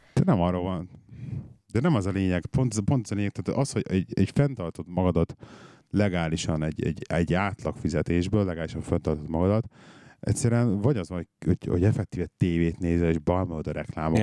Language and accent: Hungarian; Budapest, Hungary; moved away as an adult; now in England; a városban nőttem föl, és hiányzik a város